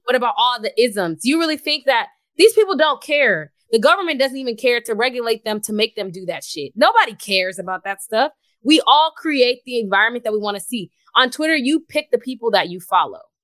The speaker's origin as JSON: {"language": "English", "town": "Houston", "region": "Texas", "country": "United States", "tie": "born or raised there", "moved": "as an adult", "said": "I'm from Houston."}